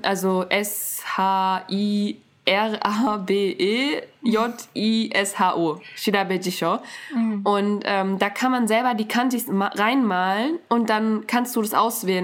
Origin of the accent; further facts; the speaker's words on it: Germany; ich bin in Deutschland aufgewachsen